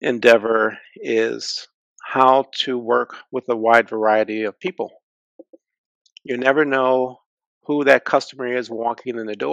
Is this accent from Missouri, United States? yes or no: no; Detroit, Michigan, United States; Growing up in Detroit, I came to know the layout of the city like the back of my hand